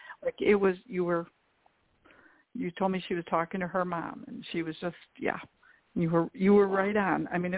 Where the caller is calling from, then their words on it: Illinois, United States; I'm calling … from Illinois